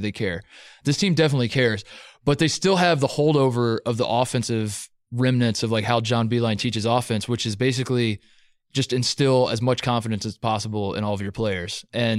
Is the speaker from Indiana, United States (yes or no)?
yes; Indiana, United States; moved away; also born or lived in Columbus, Ohio; I grew up in Indiana